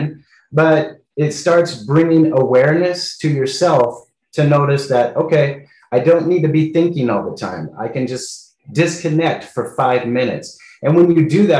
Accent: California, United States; moved away as an adult; now in Colombia; come back home to California

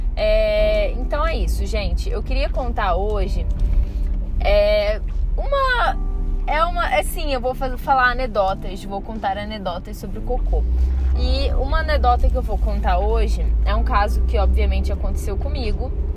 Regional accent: Rio de Janeiro, Brazil; moved away as an adult; now in Brasília, Brazil; quando eu vim morar aqui eu era muito mais carioca

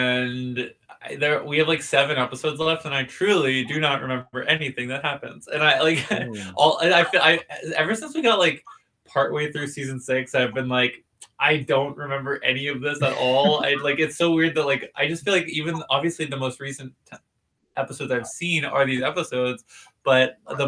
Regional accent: Pittsburgh, Pennsylvania, United States; if I'm from Pittsburgh

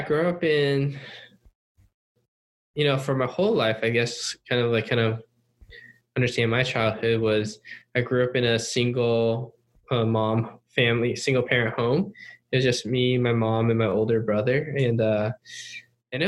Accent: Cupertino, California, United States; English is a second language; also born or lived in Upland, California / Taiwan / Hong Kong / China; we moved to California to, I think, Cupertino, California, which is the home of Apple and all that stuff. And moved there in 1995 or 96

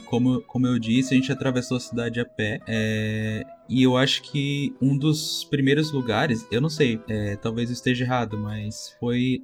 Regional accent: Tubarão, Santa Catarina, Brazil; also born or lived in Florianópolis; eu sou de Tubarão atualmente, mas morei bastante tempo em Floripa. Por conta da pandemia, acabei voltando a morar com meus pais aqui em Tubarão

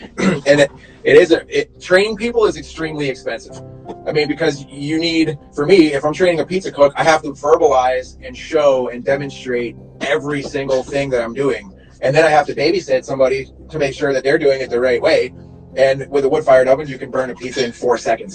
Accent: New York, United States; I'm from New York

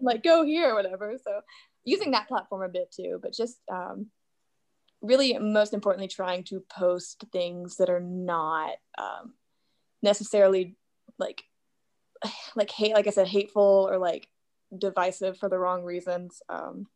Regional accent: Little Rock, Arkansas, United States; I am from right outside of Little Rock, Arkansas

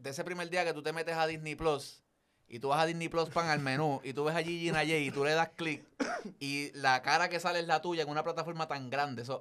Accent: Carolina, Puerto Rico; de, bendito sea Dios, de Carolina.

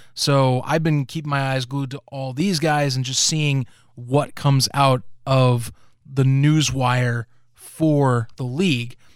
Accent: United States; us Americans

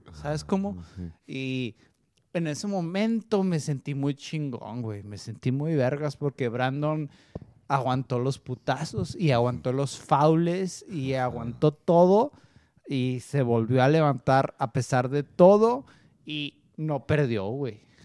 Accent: Mexico; somos los peleadores mexicanos

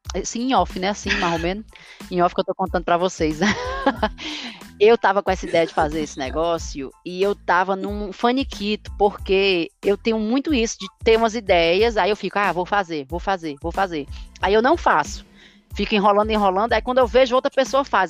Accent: Brazil; now in London, United Kingdom; Eu acho que nós brasileiros, a gente se cobra muito na questão do sotaque

